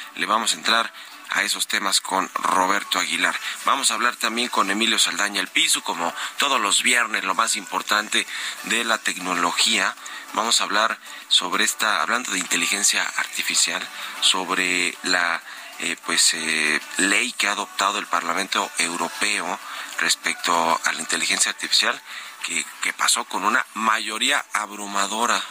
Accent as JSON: {"language": "Spanish", "country": "Mexico", "said": "somos los mexicanos que usamos el aeropuerto"}